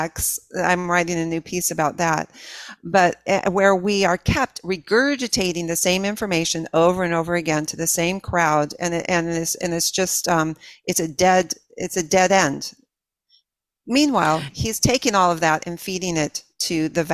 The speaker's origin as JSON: {"language": "English", "region": "California", "country": "United States", "tie": "born or raised there", "said": "I grew up in California"}